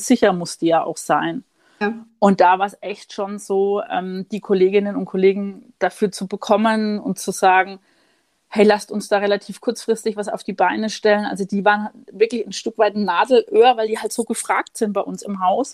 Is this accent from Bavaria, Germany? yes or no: yes; Würzburg, Bavaria, Germany; now in Munich, Germany; in meiner Heimat Franken, ich bin ja gebürtige Würzburgerin